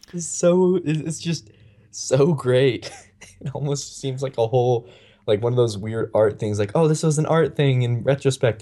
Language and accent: English; Gilbert, Arizona, United States; My hometown is Gilbert